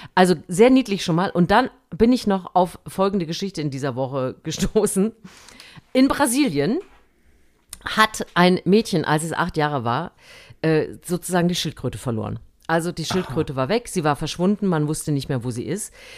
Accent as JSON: {"language": "German", "country": "Germany", "tie": "born or raised there", "also_born_or_lived": "West Germany", "moved": "yes", "said": "ich bin ja in, äh, im DDR-Sportunterricht groß geworden"}